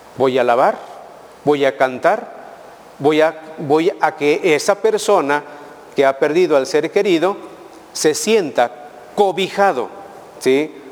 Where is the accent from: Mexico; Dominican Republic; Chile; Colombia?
Mexico; como pueblo mexicano somos, les digo y les vuelvo a decir, Somos muy fervorosos